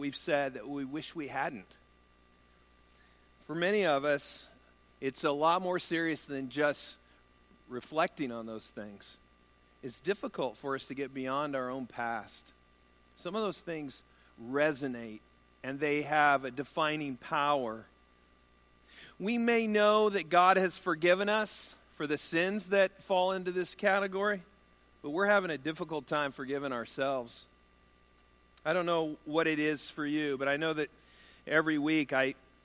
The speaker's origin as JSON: {"language": "English", "country": "United States", "said": "I'm an American male"}